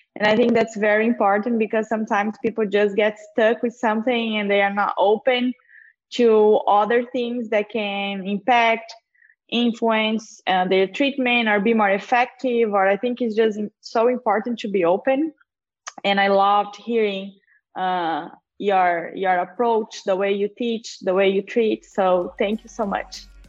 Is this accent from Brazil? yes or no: yes; Brazil; moved away; I'm from Brazil